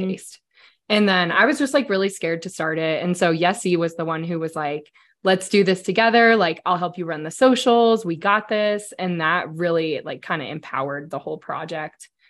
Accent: Denver, Colorado, United States; I grew up here in Denver. I'm a Denver native

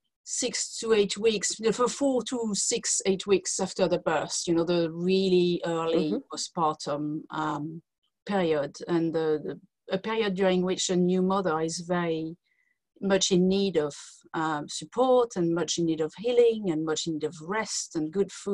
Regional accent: France; English is a second language; moved away as an adult; now in United Kingdom; As you can hear from my accent, I'm not from the UK. I was born in France, and I came to live in UK 23 years ago.

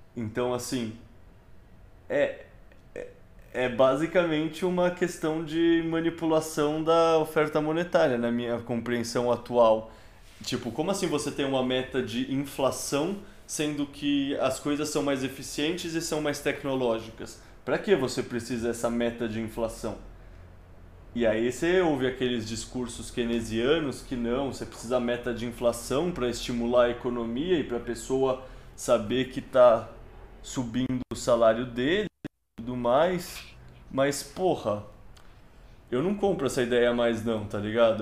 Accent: São Paulo, Brazil; eu sou de São Paulo e quando eu era moleque tinha aquelas campanhas de frases de outdoor

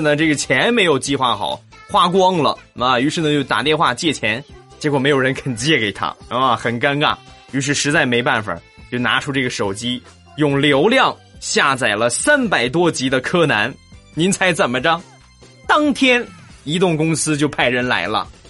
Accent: China; 我是个中国人

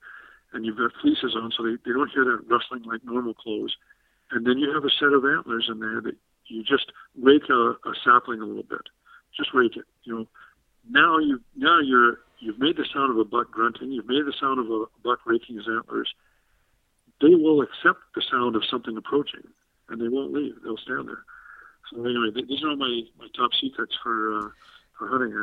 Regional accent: Saskatchewan, Canada; I grew up out in Saskatchewan

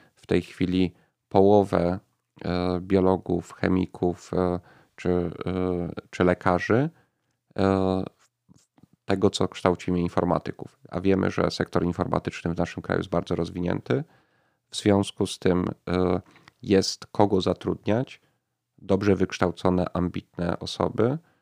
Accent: Kraków, Lesser Poland, Poland; Ja, ja urodziłem się w Krakowie i przez większość życia mieszkam w tym mieście

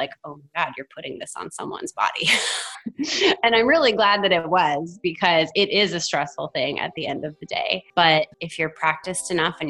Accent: the South, United States; moved away; also born or lived in Oregon; I grew up in the South

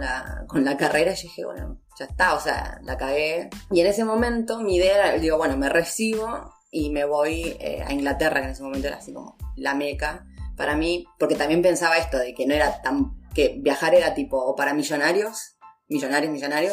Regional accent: Junín, Buenos Aires Province, Argentina; moved away as an adult; yo soy de Junín, pero me he ido a estudiar a Buenos Aires y mm, estuve ahí seis años

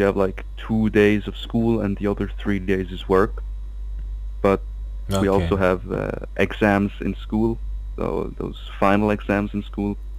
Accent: Switzerland; I'm from Switzerland.

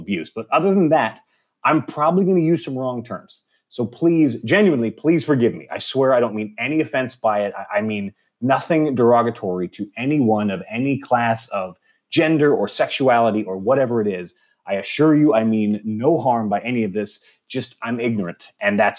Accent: Texas, United States; we grew up in Texas

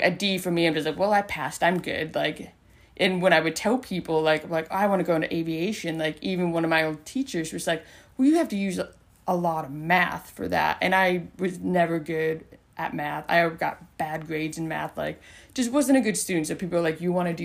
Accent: South Dakota, United States; moved away; I'm from South Dakota

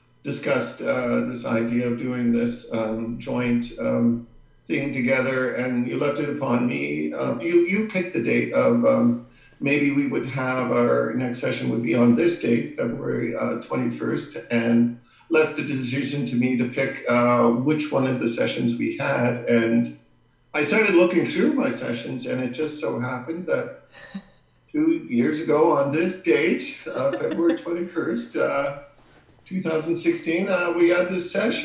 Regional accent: Paqtnkek, Nova Scotia, Canada; I am from a small Mi'kmaq community here in Nova Scotia called Bakunke

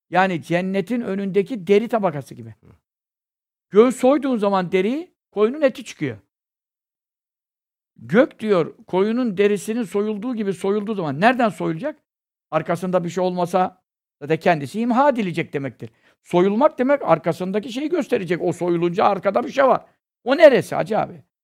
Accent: Istanbul, Turkey; Burada kasten burada doğdum, büyüdüm.

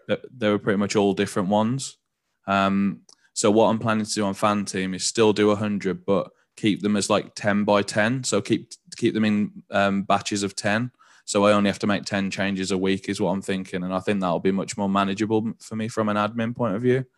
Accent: Walsall, West Midlands, United Kingdom; moved away as an adult; now in London, United Kingdom; I'm from Warsaw

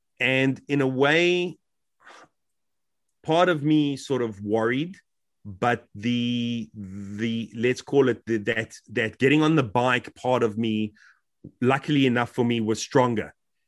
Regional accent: South Africa; moved away as an adult; now in United Kingdom; When I came from South Africa, the move was by no means easy.

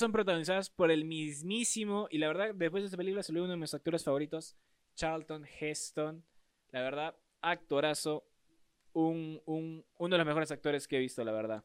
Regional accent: Peru; en mi Perucito lindo

